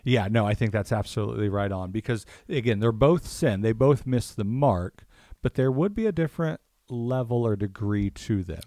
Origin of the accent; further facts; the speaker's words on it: Kansas City, United States; I'm from Kansas City